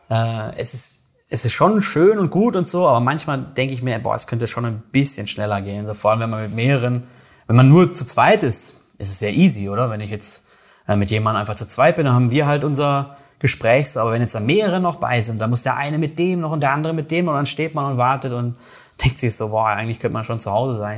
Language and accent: German; North Rhine-Westphalia, Germany; now in Switzerland; ich komme aus aus NRW, aus dem Ruhrgebiet, da ist natürlich ein bisschen rauerer Ton